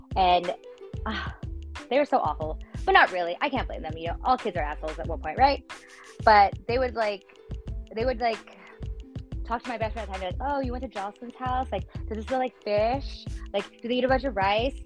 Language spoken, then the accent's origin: English; Los Angeles, California, United States; also born or lived in Pico Rivera; born and raised